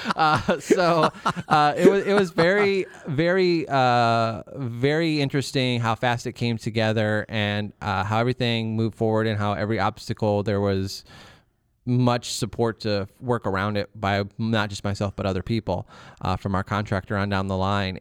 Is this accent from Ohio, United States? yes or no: yes; Milan, Ohio, United States; Northern Ohio. This is the Milan area